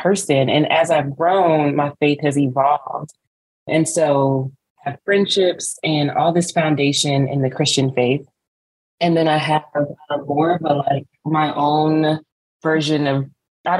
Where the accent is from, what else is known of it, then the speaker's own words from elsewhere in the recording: Smyrna, Georgia, United States; I'm Nigerian, born in Smyrna, Georgia